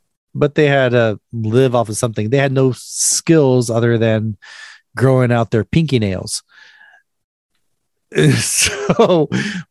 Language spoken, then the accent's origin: English; United States; now in Korea; I'm an American.